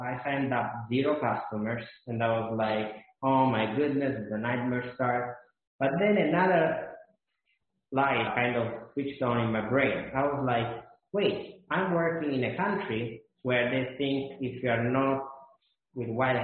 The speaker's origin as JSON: {"language": "English", "country": "Italy", "also_born_or_lived": "Boston", "moved": "as an adult", "said": "I'm not American. I didn't live in America, and I was going to school in Italy for my bachelor"}